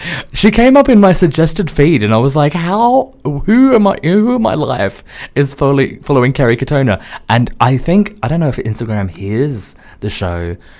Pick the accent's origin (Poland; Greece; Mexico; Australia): Australia; I'm Australian.